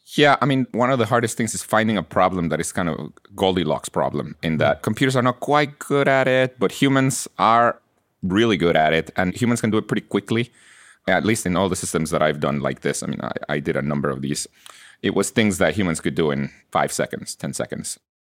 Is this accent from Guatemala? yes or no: yes; Guatemala; English is a second language; moved away as an adult; now in United States; I was born in Guatemala and I, I grew up there and I came to college here in the US